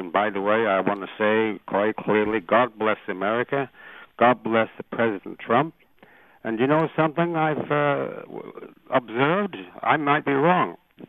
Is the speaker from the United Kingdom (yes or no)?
yes; England, United Kingdom; moved away as an adult; also born or lived in Ireland; now in Canada; I was born in Ireland, raised in England, came to Canada 50 years ago, but I worked in the United States twice